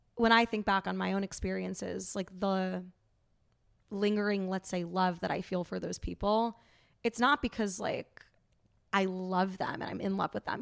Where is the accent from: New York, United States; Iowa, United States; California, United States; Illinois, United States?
New York, United States; New York City; also born or lived in Saint Louis; I am from New York City. I grew up there